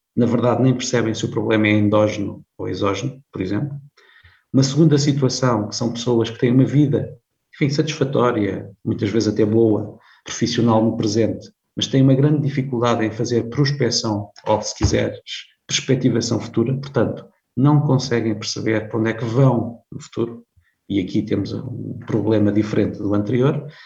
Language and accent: Portuguese; Viseu District, Beira Alta, Centro, Portugal; moved away as an adult; also born or lived in Lisbon; embora nascido em Lisboa, vivi muitos anos eh, na Beira Alta, não longe de Coimbra, eu sou do distrito de Viseu